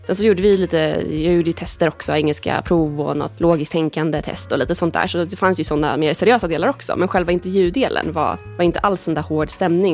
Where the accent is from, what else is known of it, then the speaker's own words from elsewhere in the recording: Stockholm, Stockholm County, Sweden; moved away as an adult; also born or lived in Lund / Edinburgh; Nu är jag tillbaka här i Stockholm, jag är från Stockholm från början